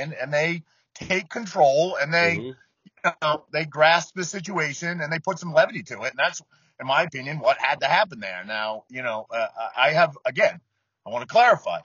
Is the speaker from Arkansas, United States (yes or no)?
no; Maine, United States; I'm from Maine.